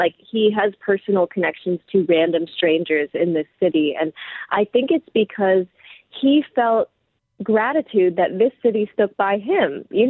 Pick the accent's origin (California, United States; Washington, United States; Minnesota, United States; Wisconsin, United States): California, United States; Los Angeles; so I'm from Los Angeles